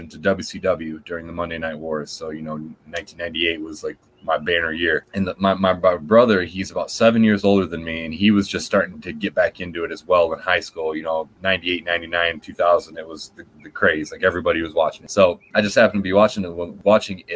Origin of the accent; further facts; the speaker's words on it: Lansing, Michigan, United States; I grew up in Lansing, Michigan